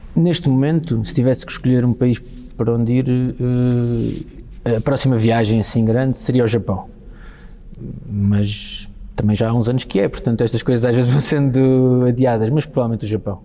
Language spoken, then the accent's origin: Portuguese; Almada, Lisbon, Portugal; não penso na minha terra, ou seja, não penso em Almada